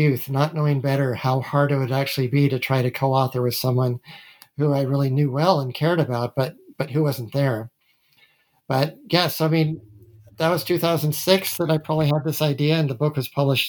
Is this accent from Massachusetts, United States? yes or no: yes; Massachusetts, United States; also born or lived in Utah; I was born in Utah. I grew up in Massachusetts.